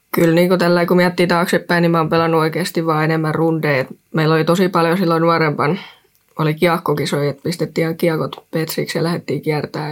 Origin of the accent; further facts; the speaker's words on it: Rauma, Satakunta, Finland; mä tuun Raumalta